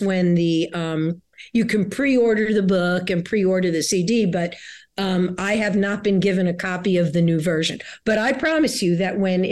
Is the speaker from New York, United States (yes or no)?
yes; New York City, New York, United States; I grew up in New York City